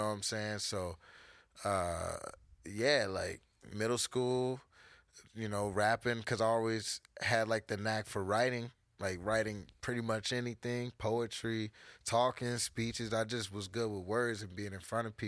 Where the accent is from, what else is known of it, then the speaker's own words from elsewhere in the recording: Charlotte, North Carolina, United States; North side. I'm from the north. I grew up on Sugar Creek Road, suburbs.